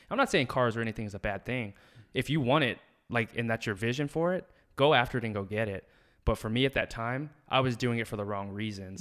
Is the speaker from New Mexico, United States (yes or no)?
yes; Alamogordo, New Mexico, United States; moved away as an adult; also born or lived in Albuquerque, New Mexico / Philadelphia; I was born and raised in Alamogordo, New Mexico.